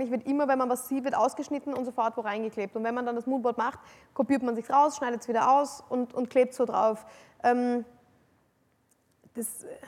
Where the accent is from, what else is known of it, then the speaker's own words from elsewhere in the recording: Vienna, Austria; also ich bin, ich bin äh, eine, im Herzen eine absolute Wienerin. Also ich, bin, ich liebe die Stadt Wien.